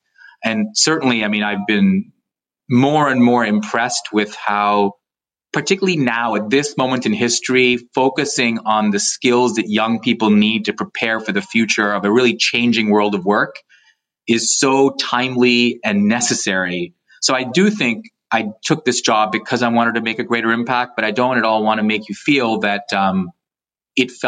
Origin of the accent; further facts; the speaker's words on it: Canada; I went through JA when I was in high school growing up in Canada.